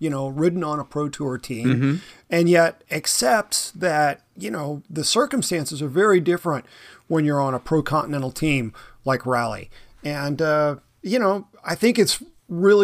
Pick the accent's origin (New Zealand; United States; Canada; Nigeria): United States; the South; moved away; also born or lived in Northampton, Massachusetts; I'm actually from the South.